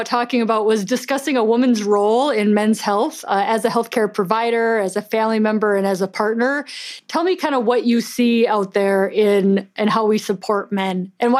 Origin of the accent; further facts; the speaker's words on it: Minnesota, United States; I'm Minnesotan